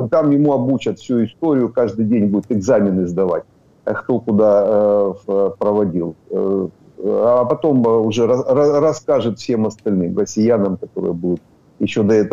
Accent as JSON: {"language": "Russian", "region": "Donetsk Oblast", "country": "Ukraine", "said": "я донецкий, я, Дон, я, я с Донбасса."}